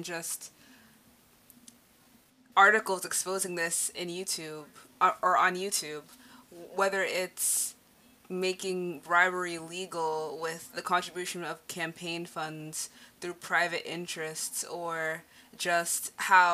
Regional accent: United States; I'm an American

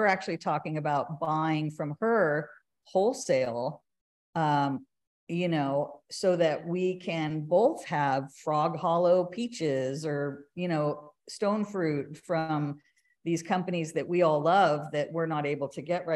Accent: California, United States; now in Austin, United States; originally I'm from California, and it is the land of plenty with produce

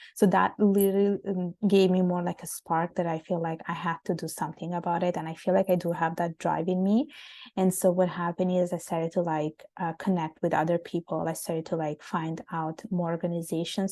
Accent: Italy; moved away as an adult; also born or lived in Bangladesh; now in Canada; living in Italy, growing up in Italy, which is a, such a warm and sunny country

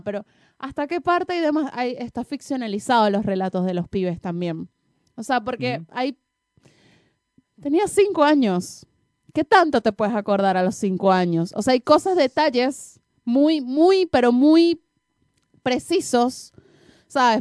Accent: Venezuela; nosotras, las venecas

